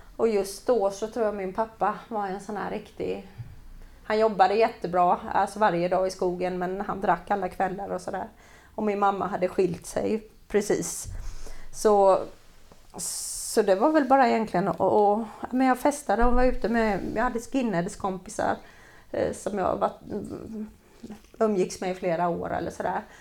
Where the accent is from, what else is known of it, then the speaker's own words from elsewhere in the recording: Jönköping, Jönköping County, Sweden; vi växte upp på Öxnehaga